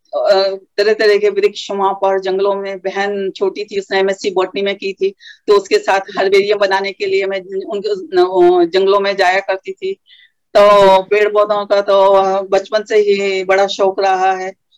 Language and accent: Hindi; Rishikesh, Uttarakhand, India; नगरी में हमारे पल्लवित पुष्पित हुए वही हमारा जन्म स्थान है